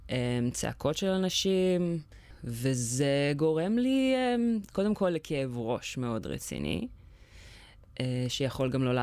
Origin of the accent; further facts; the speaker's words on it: Jerusalem, Jerusalem District, Israel; born there; uh, אני בת 31, אני גרה בירושלים, נולדתי בירושלים.